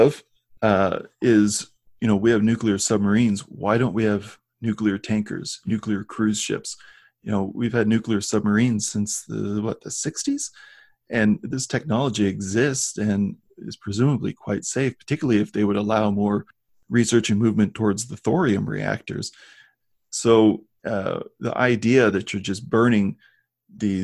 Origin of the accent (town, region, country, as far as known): Iowa, United States; born or raised there; moved away